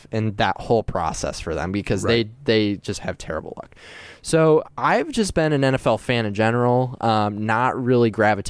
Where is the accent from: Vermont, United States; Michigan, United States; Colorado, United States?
Michigan, United States; Gaylord; moved away as an adult; also born or lived in Houston, Texas; now in Grand Rapids, United States; So I was born in Houston. My parents were living there at the time, and when I was one, my dad bought a small business up in Gaylord.